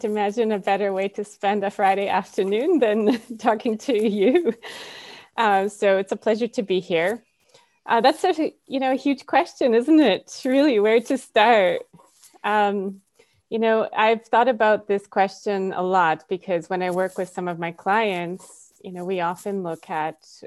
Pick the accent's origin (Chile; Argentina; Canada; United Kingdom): Canada; moved away as an adult; also born or lived in Poland / Australia; Having been born in Poland, I grew up in Canada and then moved to Australia at the age of 29